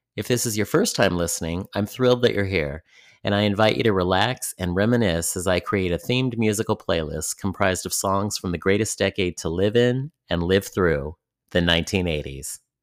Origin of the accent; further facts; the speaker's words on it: San Francisco Bay Area, California, United States; in my own community growing up in the San Francisco Bay Area